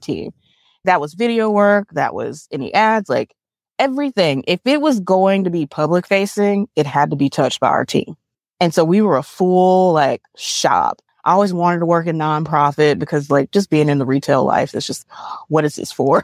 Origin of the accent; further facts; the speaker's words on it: Montgomery, Alabama, United States; growing up in Montgomery